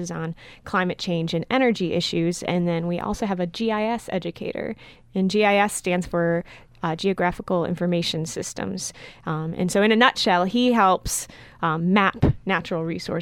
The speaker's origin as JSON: {"language": "English", "region": "Ohio", "country": "United States", "tie": "born or raised there", "said": "I grew up in Ohio, actually, about a mile or two away from Lake Erie"}